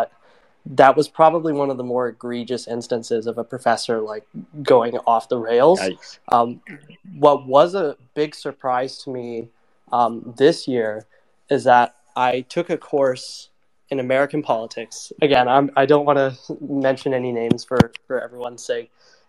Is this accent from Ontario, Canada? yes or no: yes; Toronto, Ontario, Canada; I'm a student from Toronto